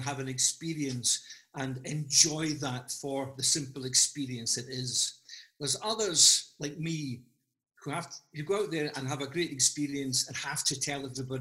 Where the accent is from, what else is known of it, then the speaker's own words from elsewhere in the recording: Glasgow, Scotland, United Kingdom; I was born and brought up in Glasgow, in an area called Govan.